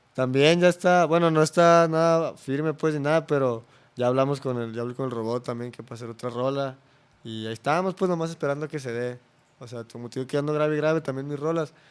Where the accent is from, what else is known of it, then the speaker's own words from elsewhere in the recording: Guadalajara, Jalisco, Mexico; yo sí soy bien guanatos